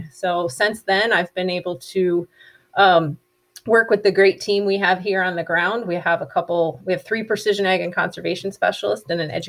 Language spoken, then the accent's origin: English; Michigan, United States; moved away as an adult; also born or lived in Upper Peninsula, Michigan; now in North Dakota, United States; I'm a Michigander, although I'm not a, you know, native Uper, although, you know, did go to college up in the UP at Lake Superior State. So I like to think I'm an adopted Uper.